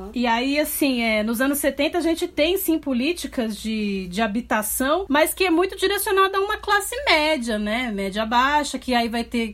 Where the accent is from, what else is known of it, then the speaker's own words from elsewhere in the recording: São Paulo, Brazil; na Zona Leste de São Paulo, que é de onde eu sou